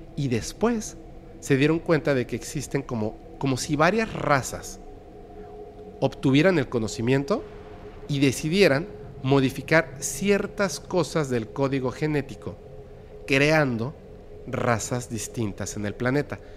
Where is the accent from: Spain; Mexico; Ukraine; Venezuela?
Mexico; somos mexicanos en Yucatán